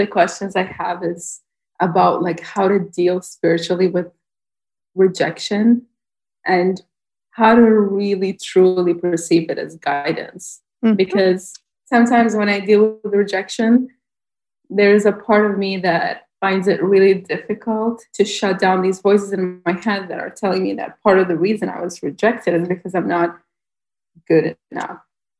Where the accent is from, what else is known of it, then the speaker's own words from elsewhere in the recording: Bahrain; I'm from Bahrain.